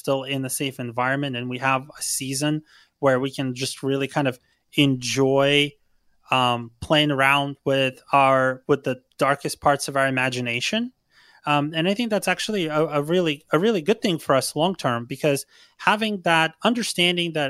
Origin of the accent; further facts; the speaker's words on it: Ukraine; now in United States; I'm actually originally from Ukraine